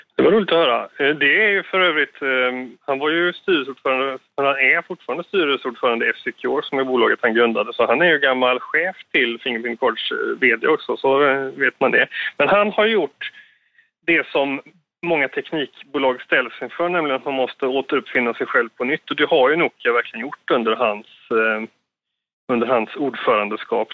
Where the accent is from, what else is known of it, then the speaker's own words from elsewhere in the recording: Sweden; som svensk där nere